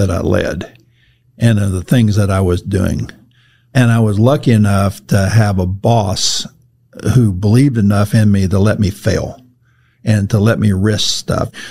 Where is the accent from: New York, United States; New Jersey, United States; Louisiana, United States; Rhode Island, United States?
Louisiana, United States; Cajun part of the world; I come from the Cajun part of the world.